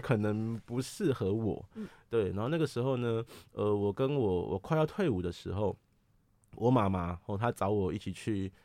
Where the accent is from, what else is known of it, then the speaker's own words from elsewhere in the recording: Taipei, Taiwan; 我是东区人，哦，我从小就在这边出生长大